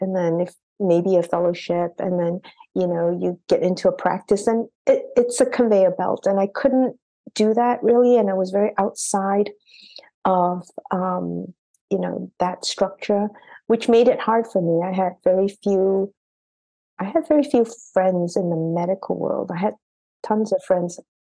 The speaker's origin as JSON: {"language": "English", "country": "Singapore", "tie": "born or raised there", "also_born_or_lived": "Boston", "moved": "as an adult", "said": "I had come from a very regimented education system because I grew up in Singapore"}